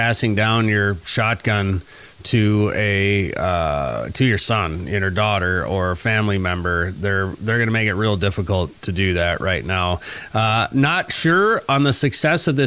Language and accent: English; Minnesota, United States; also born or lived in North Dakota; as a Minnesotan